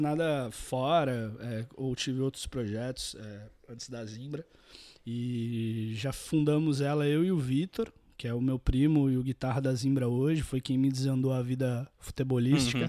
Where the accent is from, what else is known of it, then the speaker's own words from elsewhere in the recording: Santos, São Paulo, Brazil; eu nasci em Santos, …, litoral de São Paulo